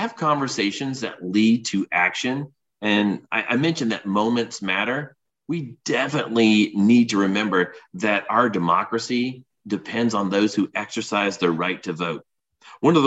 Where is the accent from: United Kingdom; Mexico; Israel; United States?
United States; Bootheel of Southeast Missouri; now in Houston, United States; I grew up in the Boot Hill of Southeast Missouri